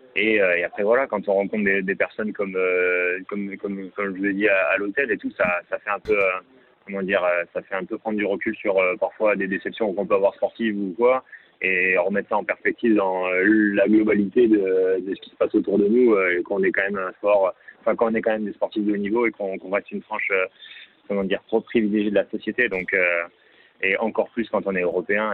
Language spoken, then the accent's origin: French; Libourne, Nouvelle-Aquitaine, France; Libourne, la ville, ma ville natale